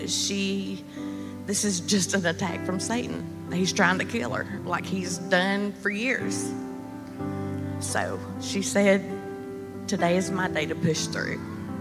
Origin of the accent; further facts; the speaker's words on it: Dahlonega, Georgia, United States; I'm from Dahlonega